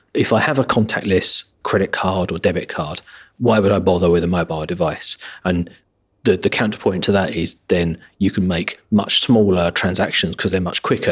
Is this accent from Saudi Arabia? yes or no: no; an hour outside London, England, United Kingdom; now in London, United Kingdom; my hometown, an hour outside London